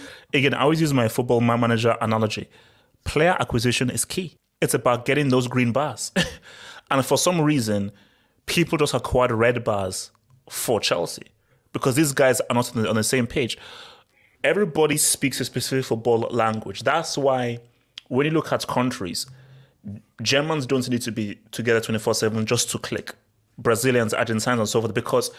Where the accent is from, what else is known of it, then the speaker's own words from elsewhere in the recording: Nigeria; So yes, I'm a true Nigerian.